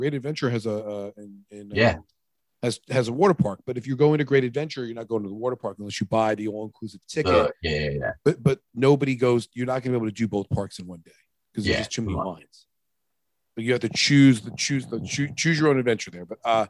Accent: Riverhead, New York, United States; Splish Splash, where I grew up in Riverhead.

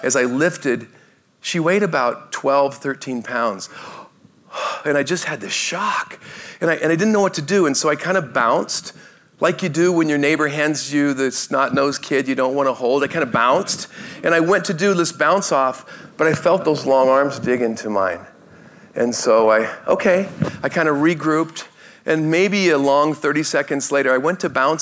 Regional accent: Oregon, United States; growing up in Oregon in my grandma's house

